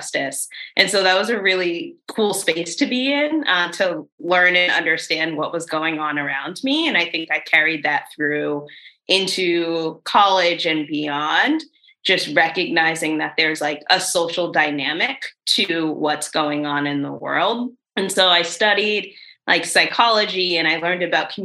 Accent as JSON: {"language": "English", "town": "Boston", "region": "Massachusetts", "country": "United States", "tie": "born or raised there", "also_born_or_lived": "Lewiston, Maine", "said": "I was born and raised in Boston in the Mattapan neighborhood"}